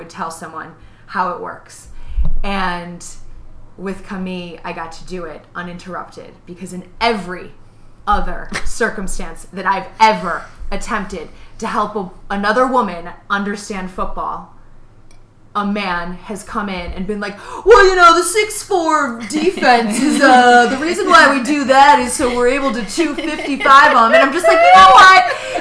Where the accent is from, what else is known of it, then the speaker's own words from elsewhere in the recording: Chicago, Illinois, United States; I'm from Chicago